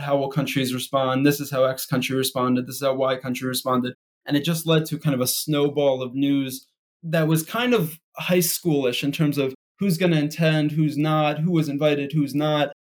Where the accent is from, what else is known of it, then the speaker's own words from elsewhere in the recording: Philadelphia, Pennsylvania, United States; moved away; I grew up in Philadelphia, right outside of West Philadelphia